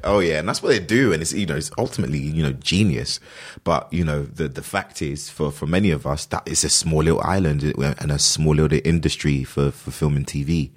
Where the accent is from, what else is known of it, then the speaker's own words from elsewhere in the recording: London, United Kingdom; I grew up, I was born and raised in London.